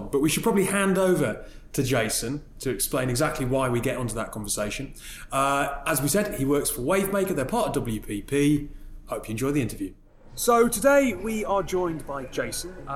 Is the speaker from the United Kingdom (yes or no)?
yes; North East England, United Kingdom; most people probably forget that I'm a Geordie, given that my accent has long since disappeared, or I never really had a particularly strong one anyway.